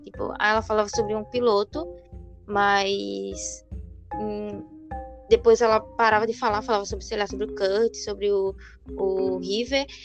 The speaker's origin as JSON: {"language": "Portuguese", "country": "Brazil", "said": "somos brasileiros"}